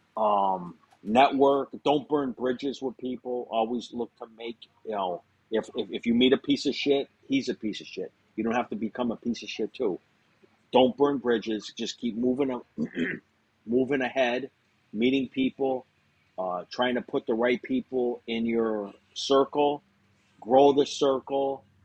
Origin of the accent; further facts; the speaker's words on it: Springfield, Massachusetts, United States; I'm from Springfield, Massachusetts, um, small city